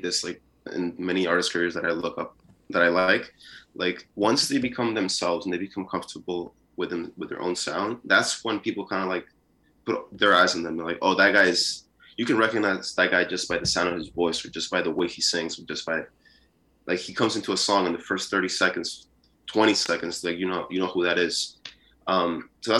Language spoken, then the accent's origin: English; New York City, New York, United States; also born or lived in Peru; I was born in Peru. And I moved here when I was six, I think sometime between six and seven. It's a little blurry now because I'm getting older, but sometime around there, that's when I moved to New York City, and I basically just grew up here